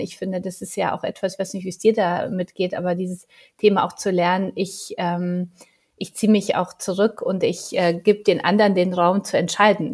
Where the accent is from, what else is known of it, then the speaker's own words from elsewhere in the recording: Poland; Ich bin ja Polin